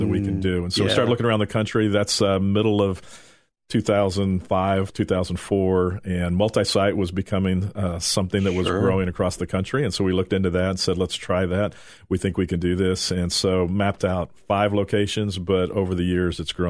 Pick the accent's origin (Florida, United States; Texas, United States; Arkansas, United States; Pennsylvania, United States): Texas, United States; Dallas; when I was a boy, I grew up in Texas, Dallas, Texas.